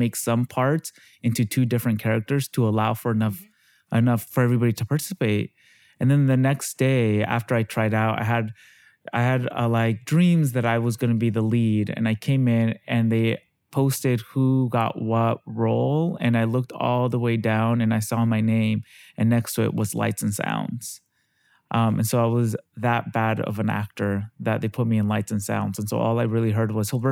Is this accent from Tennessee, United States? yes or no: no; Yakima, Washington, United States; also born or lived in London; now in New York, United States; I grew up in Yakima, Washington, Washington State.